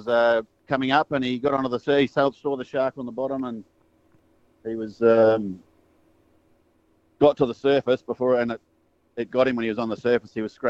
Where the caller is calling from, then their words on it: Port Lincoln, South Australia, Australia; I'm calling from Port Lincoln in South Australia.